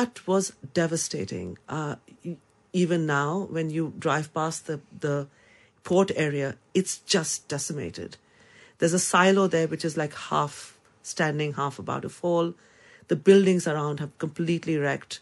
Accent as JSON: {"language": "English", "country": "India", "moved": "as an adult", "lives_now": "London, United Kingdom", "said": "I come from India"}